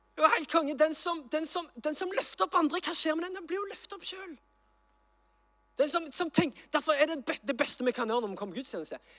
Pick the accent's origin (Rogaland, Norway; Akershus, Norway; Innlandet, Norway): Rogaland, Norway; Sandnes; jeg er fra Sandnes